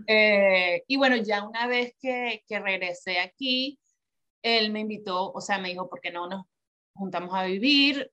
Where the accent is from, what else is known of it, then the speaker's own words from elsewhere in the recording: Venezuela; moved away as an adult; now in New York, United States; yo nací y crecí en Venezuela